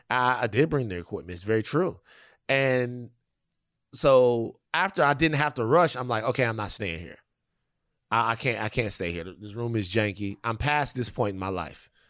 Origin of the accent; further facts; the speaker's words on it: Louisiana, United States; I'm from Louisiana